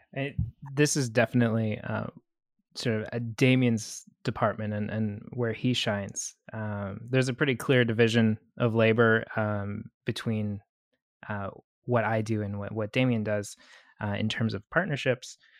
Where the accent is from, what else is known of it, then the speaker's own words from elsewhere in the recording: Canada; moved away; also born or lived in Vancouver; I'm Canadian, uh, French Canadian